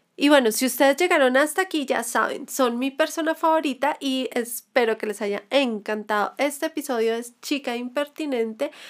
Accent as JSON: {"language": "Spanish", "country": "Colombia", "said": "como colombianos deberíamos estar un poco más unidos"}